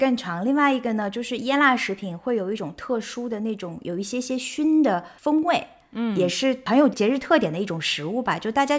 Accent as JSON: {"language": "Chinese", "region": "Shanghai", "country": "China", "tie": "born or raised there", "said": "首先呢，因为我爸妈是知青嘛，所以他们其实是每到了过年才能够从外地回到上海，所以最开心的一件事情当然是爸爸妈妈回家了嘛。我就记得就是以前上海"}